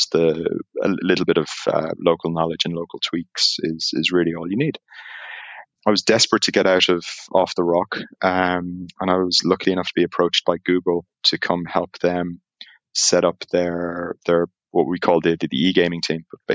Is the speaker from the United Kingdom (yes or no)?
no; Ireland; accent: Irish; moved away as an adult; also born or lived in Isle of Man; now in Amsterdam, Netherlands; as you can tell by the accent, even though I'm in Amsterdam, I'm Irish by grace of God.